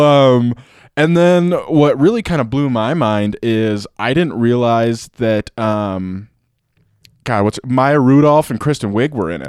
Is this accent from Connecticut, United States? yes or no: no; Pueblo, Colorado, United States; I'm from Pueblo